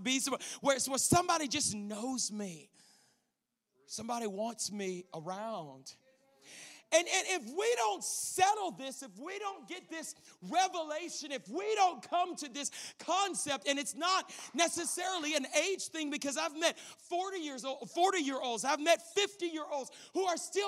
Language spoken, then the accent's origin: English; Louisiana, United States; moved away as an adult; also born or lived in Colorado Springs, Colorado / Arizona; I grew up in Louisiana.